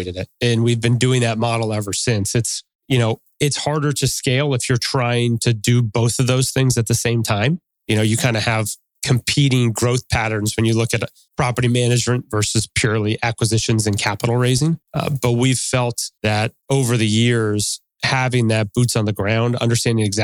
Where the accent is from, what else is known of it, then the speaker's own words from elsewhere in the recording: Allentown, Pennsylvania, United States; moved away as an adult; now in Atlanta, United States; I grew up in Allentown, Pennsylvania